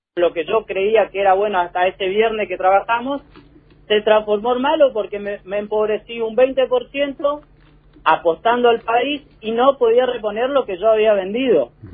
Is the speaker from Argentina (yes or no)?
yes; Argentina; como argentino, como laburante